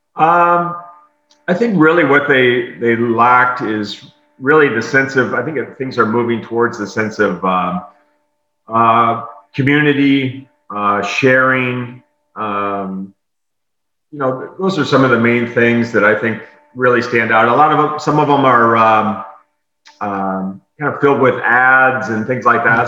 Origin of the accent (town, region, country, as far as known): South Dakota, United States; born or raised there; now in Tampa, United States